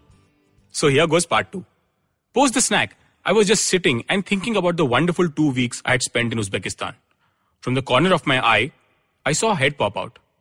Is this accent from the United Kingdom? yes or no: no; India; as an Indian